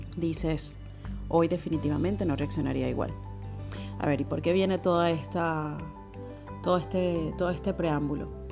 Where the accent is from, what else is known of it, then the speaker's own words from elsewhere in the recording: Caracas, Capital District, Venezuela; now in Buenos Aires, Argentina; en este momento estoy viviendo en Buenos Aires. Soy oriunda de Caracas.